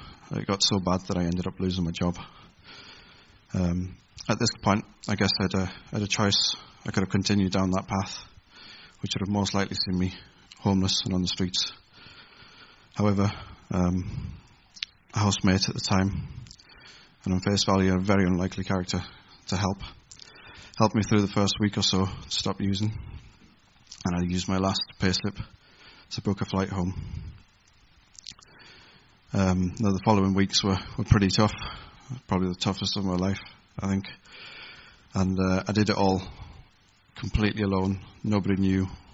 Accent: Carlisle, North West England, United Kingdom; moved away as an adult; also born or lived in Taynuilt, near Oban, Scotland / Holland; When I was 9 years old, we moved down here to Carlisle

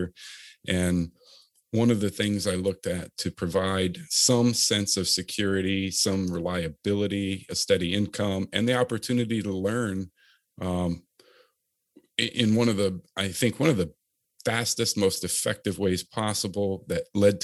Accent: Chesapeake, Virginia, United States; I grew up in Chesapeake, Virginia area, Virginia Beach, if you're not familiar with the area, and went to high school there

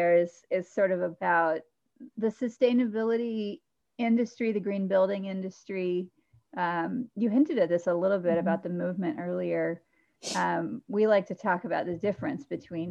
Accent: John Lewis's congressional district, Georgia, United States; moved away; I grew up in John Lewis's congressional district

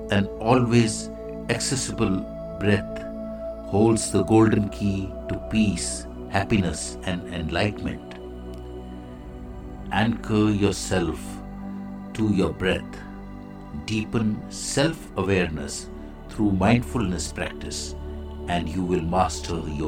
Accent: India; I am the Indian monk.

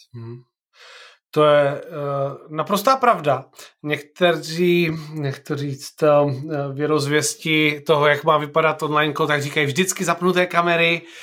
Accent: Olomouc, Olomouc Region, Czechia; já jsem z Olomouce

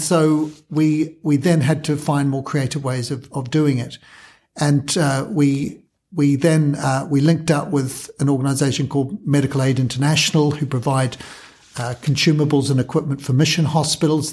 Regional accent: New Zealand; moved away as an adult; also born or lived in Kenya; now in United Kingdom; I'm a Kiwi, trained in New Zealand

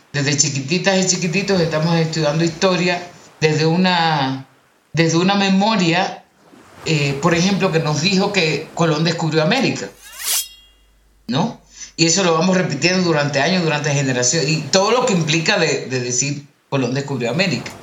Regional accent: Dominican Republic; moved away as an adult; now in Colombia; nací en República Dominicana, tengo aquí en Colombia ya 15 años

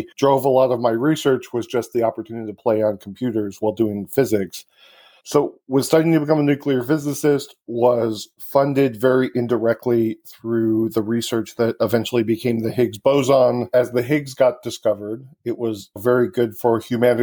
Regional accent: Michigan, United States; moved away as an adult; I grew up in Michigan.

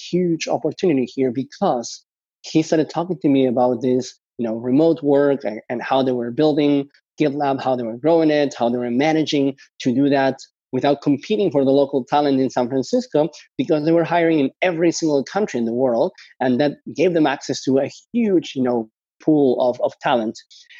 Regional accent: Spain; also born or lived in Argentina; I was born in Argentina, and I guess I got lucky that there was this big financial crisis in Argentina. And because of that, my parents decided to emigrate to Spain.

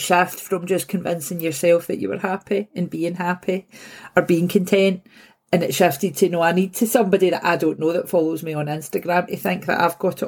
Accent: Glasgow, Scotland, United Kingdom; I'm from Govan. And so an old shipbuilding area. So I moved back here like 6-7 years ago and actually bought the house that I grew up

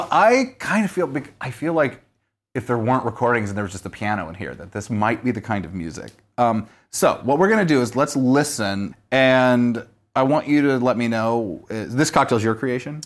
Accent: Southern Missouri, United States; I'm from Southern Missouri.

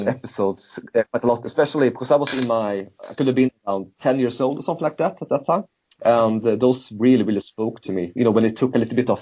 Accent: Sweden; growing up in Sweden during that period of time

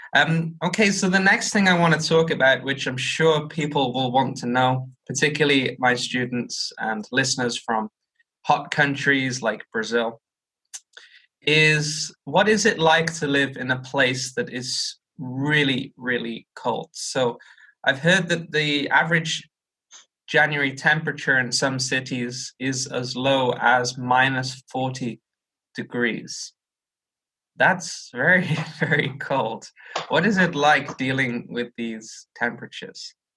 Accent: United Kingdom; as a British person

